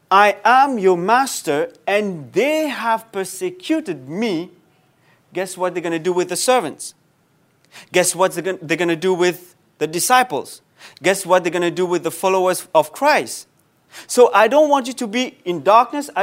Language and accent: English; Mauritius; moved away; Back home, I come from Mauritius, small island, very nice.